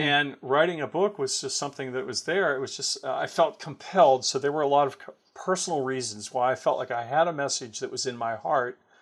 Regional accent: Pittsburgh, Pennsylvania, United States; moved away; we're both from Pittsburgh

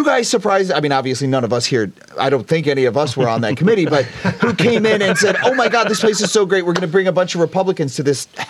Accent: Detroit, Michigan, United States; now in Cleveland, United States; I was born in Detroit. I escaped many years ago.

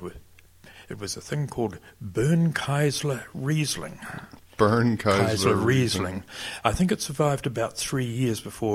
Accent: New Zealand; I was a Kiwi

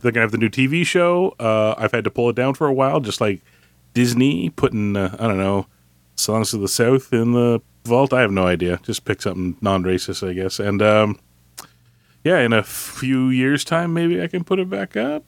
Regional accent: Canada; I'm Canadian

